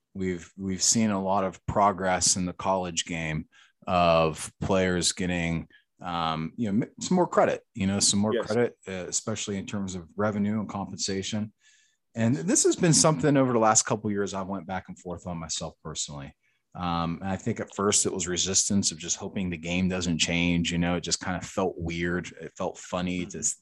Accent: St. Clairsville, Ohio, United States; moved away as an adult; also born or lived in Pittsburgh / Cincinnati; now in South Carolina, United States; growing up in the Ohio Valley, St. Clairsville

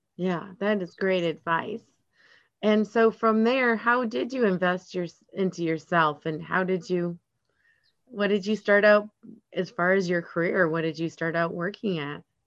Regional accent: Atlanta, Georgia, United States; I'm from Georgia, from Atlanta area.

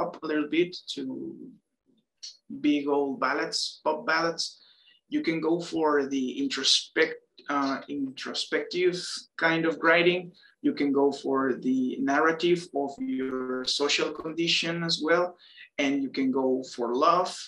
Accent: Mexico; born and raised in Mexico

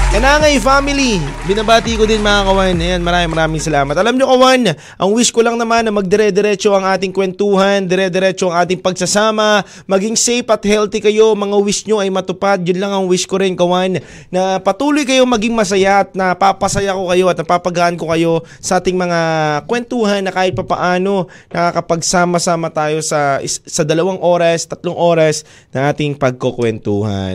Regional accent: Cebu, Central Visayas, Philippines; sa hometown ko, Cebu

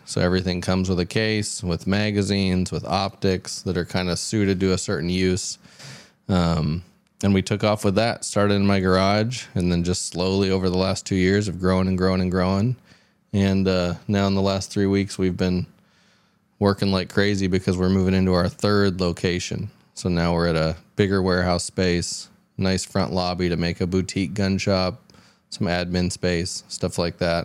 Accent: Houston, Texas, United States; I grew up in the South, mostly in Houston

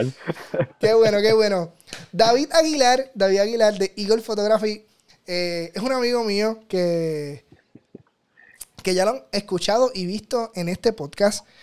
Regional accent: Puerto Rico; como decimos los puertorriqueños

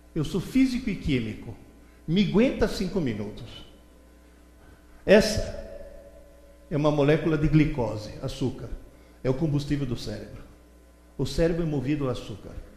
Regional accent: Italy; Portuguese is a second language; now in São Paulo, Brazil; Na Itália, de onde eu vim

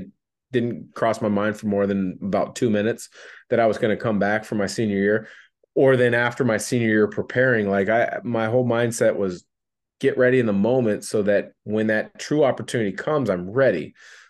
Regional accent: Portland, Oregon, United States; I'm obviously from the Portland, Vancouver area.

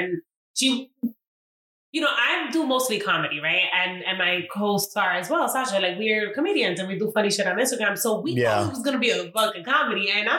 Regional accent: New York, United States; No one's ever really told me that I don't look Dominican, but I think it's, you know, we're from New York, right?

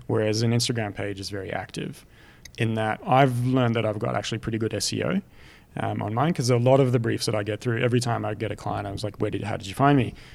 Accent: France; moved away; growing up in France

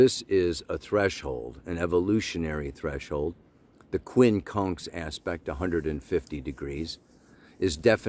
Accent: Illinois, United States; I grew up in Illinois

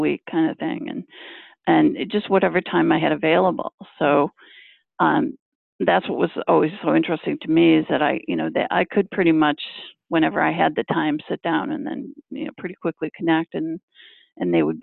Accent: Michigan, United States; now in Boston area, United States; growing up in Michigan

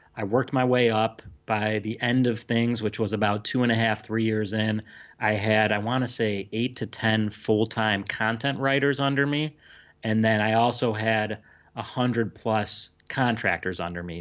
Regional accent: Illinois, United States; now in California, United States; I'm from Illinois, but I live in California now

